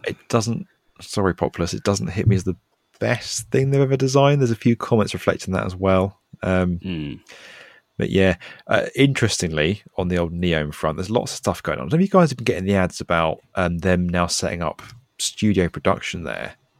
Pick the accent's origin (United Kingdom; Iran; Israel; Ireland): United Kingdom; accent: British; I'm British